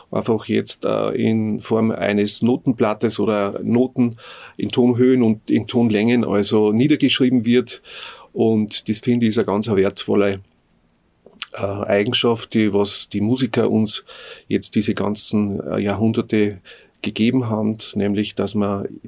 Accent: Hohenzell / Höhenhardt, Innviertel, Upper Austria, Austria; now in Bad Goisern, Austria; ich komme aus dem Innviertel, ganz genau aus Höhenhardt. Das ist eigentlich eine Skispringer-Hochburg.

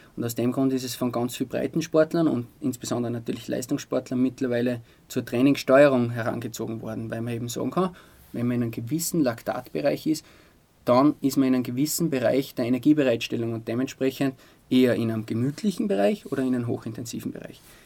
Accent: Altaussee, Styria, Austria; now in Altmünster, Austria; Oldaussee ist meine Heimat.

